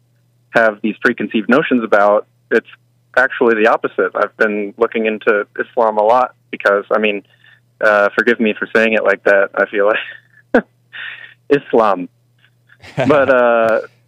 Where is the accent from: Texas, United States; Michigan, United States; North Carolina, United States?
Texas, United States; I'm from Texas, right. Born and raised.